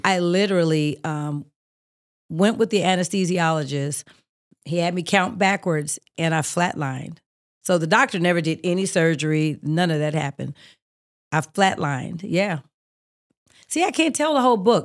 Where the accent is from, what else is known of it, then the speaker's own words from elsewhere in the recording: Oakland, California, United States; moved away; I'm from Oakland. We are a little aggressive